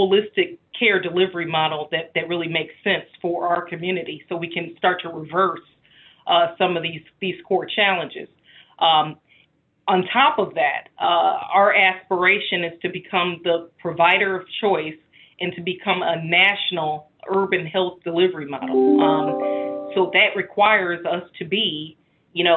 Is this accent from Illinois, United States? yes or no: yes; Chicago, Illinois, United States; my hometown in Chicago